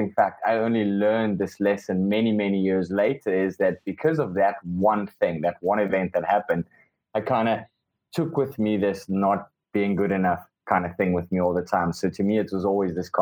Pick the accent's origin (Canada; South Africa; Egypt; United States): South Africa; Cape Town, Western Cape; first language Afrikaans; English is a second language; also born or lived in Robben Island / London; born in Cape Town, South Africa.